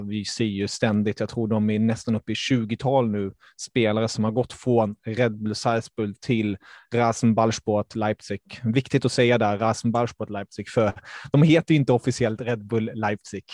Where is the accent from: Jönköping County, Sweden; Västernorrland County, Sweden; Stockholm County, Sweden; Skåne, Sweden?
Stockholm County, Sweden; Stockholm; born or raised there; also born or lived in Germany